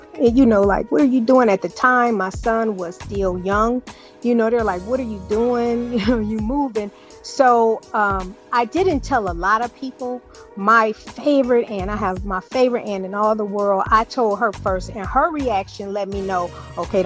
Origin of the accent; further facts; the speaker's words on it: Detroit, Michigan, United States; moved away as an adult; also born or lived in San Diego / Germany; born and raised in Detroit, and I just did not want to stay there